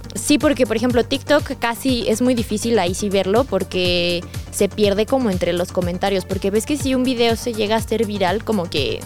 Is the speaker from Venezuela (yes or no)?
no; State of Mexico, Mexico; moved away as an adult; now in Mexico City, Mexico; viví dos años y, o sea, prácticamente toda mi vida la viví en el Estado de México